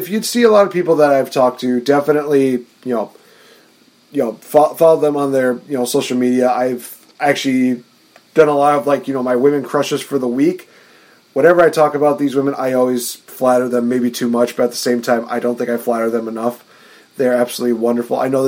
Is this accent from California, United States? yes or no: no; Wisconsin, United States; I'm an American from Wisconsin